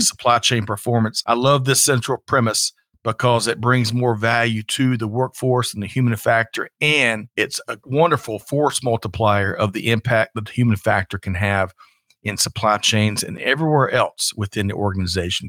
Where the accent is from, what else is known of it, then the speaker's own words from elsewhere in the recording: South Carolina, United States; I grew up in South Carolina